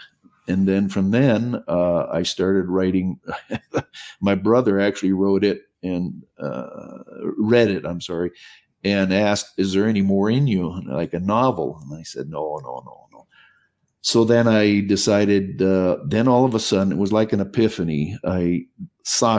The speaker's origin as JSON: {"language": "English", "region": "Minnesota", "country": "United States", "tie": "born or raised there", "also_born_or_lived": "Costa Rica", "said": "I was born and raised in Minnesota"}